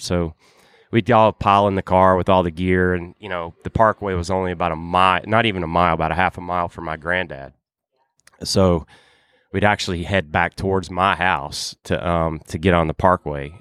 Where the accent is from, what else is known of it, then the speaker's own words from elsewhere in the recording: Virginia, United States; when I was growing up in Virginia